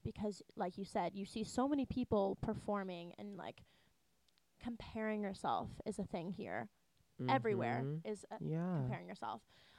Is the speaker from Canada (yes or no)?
no; Houston, Texas, United States; moved away as an adult; now in Indiana, United States; As he said, I'm from Texas. So I miss home a lot.